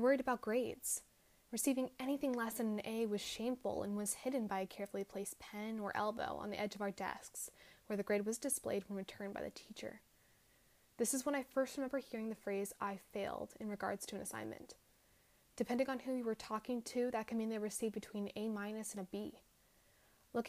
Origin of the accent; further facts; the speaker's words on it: Silicon Valley, California, United States; I lived in the heart of Silicon Valley my entire life. As a kid, I loved playing in the parks around my house